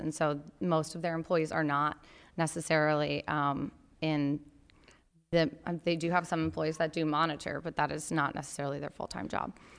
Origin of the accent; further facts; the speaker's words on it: Grand Rapids, Michigan, United States; from my hometown of Grand Rapids, Michigan.